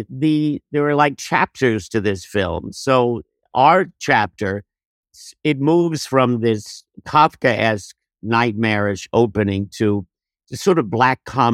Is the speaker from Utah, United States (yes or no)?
no; Jersey City, New Jersey, United States; also born or lived in Rutherford, New Jersey; after high school, we moved to Rutherford. But yes, I grew up in Jersey City.